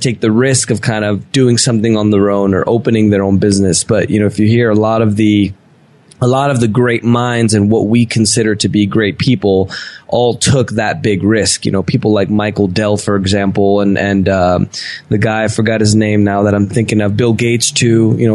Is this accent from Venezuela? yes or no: yes; Venezuela; born there; Yeah, yeah. I'm, i was born in Venezuela, but I'm half Italian, half Spanish.